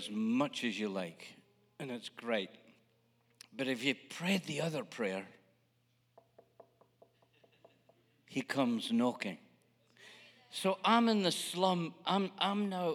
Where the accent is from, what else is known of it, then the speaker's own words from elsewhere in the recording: Scotland, United Kingdom; moved away; I'm a Scotsman